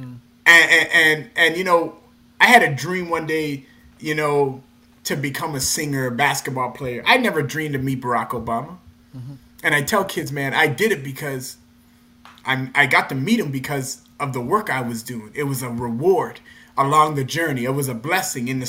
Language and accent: English; North Preston, Nova Scotia, Canada; I came from North Preston, a community